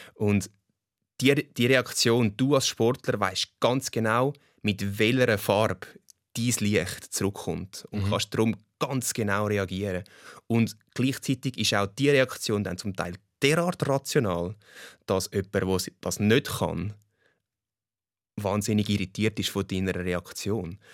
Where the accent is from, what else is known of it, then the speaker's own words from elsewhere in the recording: Switzerland; ich, ich bin Schweizer und äh, das Holländische an mir ist äh, die Hälfte von meinem Blut und der Pass. Aber äh, im Herz bin ich Schweizer